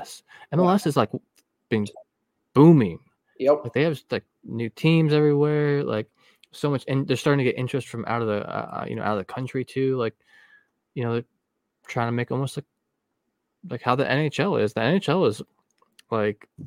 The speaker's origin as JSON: {"language": "English", "country": "United States"}